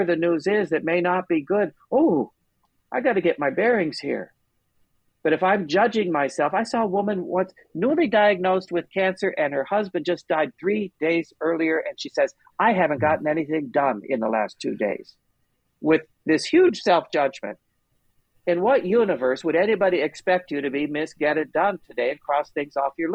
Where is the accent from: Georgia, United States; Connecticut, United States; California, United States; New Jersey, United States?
California, United States; Long Beach; I grew up in Long Beach